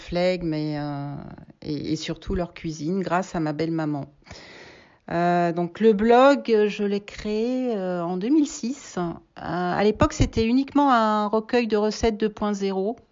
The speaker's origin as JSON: {"language": "French", "region": "Auvergne-Rhône-Alpes", "country": "France", "also_born_or_lived": "England", "moved": "as an adult", "said": "je, suis française, je suis auvergnate, donc euh, je suis partie en Angleterre à l'âge de 19 ans"}